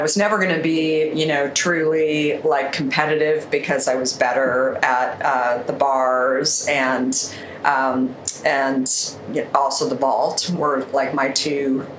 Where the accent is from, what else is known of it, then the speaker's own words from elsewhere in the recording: Arizona, United States; moved away as an adult; also born or lived in Minneapolis, Minnesota / New York; I grew up in the US in Arizona, and I lived there most of my life. I actually moved from Minneapolis, Minnesota when I was a really little girl.